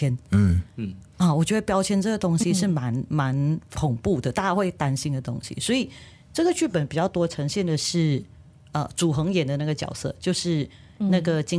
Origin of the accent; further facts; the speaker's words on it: Malaysia; 我们马来西亚人